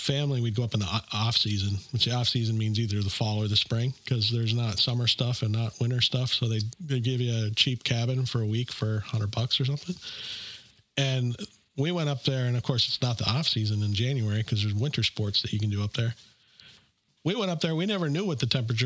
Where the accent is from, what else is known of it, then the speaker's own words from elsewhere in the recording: Minnesota, United States; also born or lived in Fargo, North Dakota; I'm from Minnesota